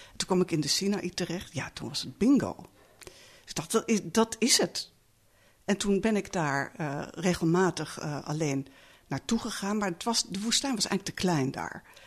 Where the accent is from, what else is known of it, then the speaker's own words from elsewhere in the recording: Netherlands; ik kom uit Nederland